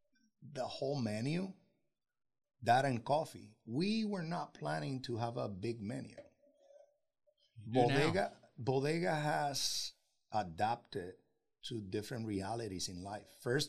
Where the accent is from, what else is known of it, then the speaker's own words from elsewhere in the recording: Puerto Rico; they don't even know that I'm half Dominican. We are from Puerto Rico, and we're really proud of it.